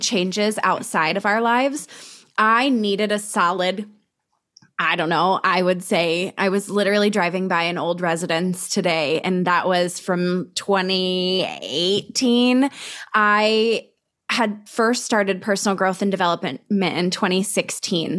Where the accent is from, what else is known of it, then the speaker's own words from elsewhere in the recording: Colorado, United States; we're both from Colorado